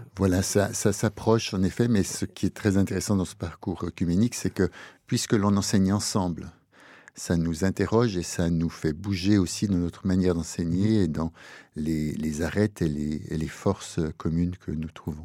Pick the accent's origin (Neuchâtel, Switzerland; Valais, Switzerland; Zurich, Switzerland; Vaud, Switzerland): Neuchâtel, Switzerland; moved away as an adult; also born or lived in Lausanne; je suis né en Suisse, exactement à Neuchâtel, Crécy-Neuchâtel, euh, dans un milieu terrien, catholique terrien. J'ai été élevé dans une famille heureuse